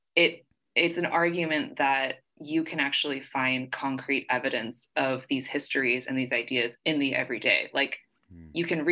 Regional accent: San Jose, California, United States; I'm from the Bay Area, so I've lived in it all my life.

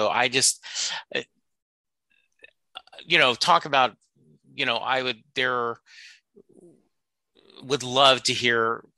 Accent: Louisiana, United States; And I'm from Louisiana originally. New Orleans is one of our favorite cities to go to.

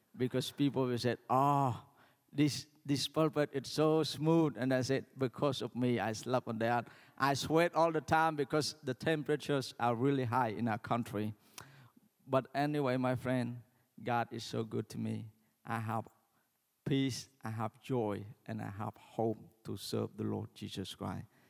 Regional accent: Cambodia; when we're from Cambodia, we greeting is like

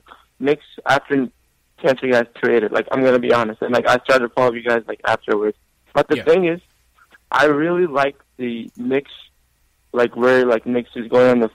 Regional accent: Turkey; now in Ohio, United States; I'm from Turkey.

